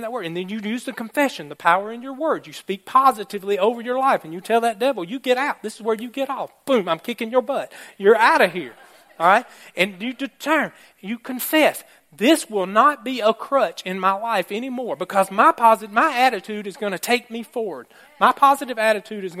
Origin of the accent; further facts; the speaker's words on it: Alabama, United States; I am from Alabama